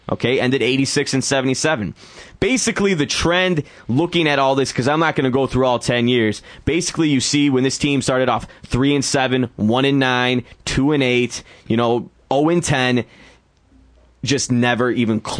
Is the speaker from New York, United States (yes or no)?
no; Hartland, Michigan, United States; Uh, okay. My hometown.